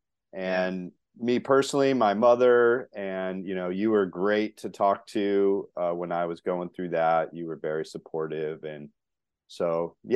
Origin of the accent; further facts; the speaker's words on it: Connecticut, United States; I grew up in Connecticut